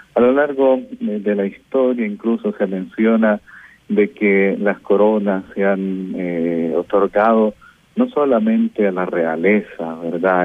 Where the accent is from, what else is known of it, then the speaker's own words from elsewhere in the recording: San Miguel, El Salvador; Soy un sacerdote migueleño, pertenezco a esta diócesis